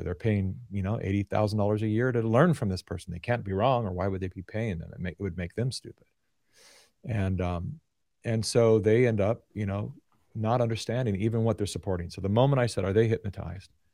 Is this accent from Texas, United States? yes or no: no; Sacramento, California, United States; born and raised in Sacramento